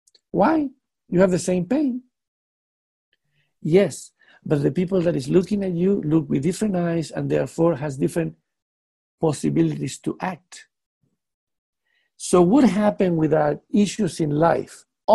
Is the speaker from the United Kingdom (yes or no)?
yes; United Kingdom; now in Netherlands; You know, being a British man living in Netherlands, that Netherlands people do not think like British people.